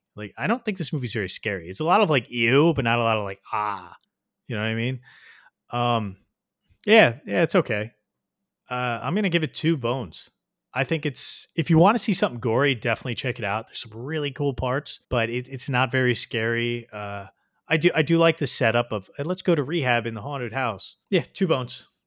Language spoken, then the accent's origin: English; New Jersey, United States; my hometown suffered from it a lot, New Jersey